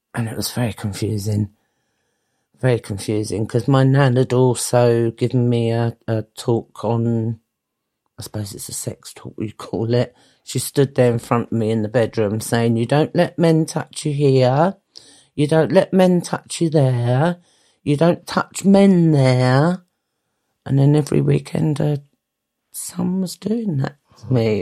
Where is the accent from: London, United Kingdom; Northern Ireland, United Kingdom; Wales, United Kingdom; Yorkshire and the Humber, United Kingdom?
London, United Kingdom; also born or lived in Greenwich; I was born in St Nicholas's Hospital in Plumstead, which was a house